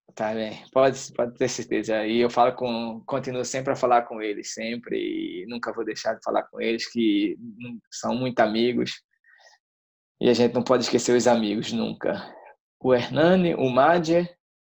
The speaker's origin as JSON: {"language": "Portuguese", "region": "Northeast Region", "country": "Brazil", "moved": "yes", "lives_now": "Portugal", "said": "eu sou do Nordeste"}